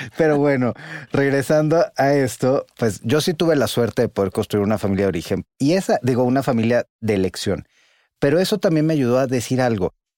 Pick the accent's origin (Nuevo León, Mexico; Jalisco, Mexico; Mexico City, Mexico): Mexico City, Mexico; soy el director del Observatorio Nacional Ciudadano, pero soy economista, soy psicólogo, soy chilango